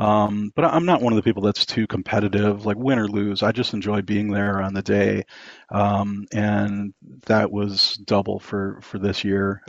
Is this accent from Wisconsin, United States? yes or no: yes; Wisconsin, United States; moved away; I'm actually from Wisconsin originally, and uh, that's oh, that's the that's the dairy state here in the U.S.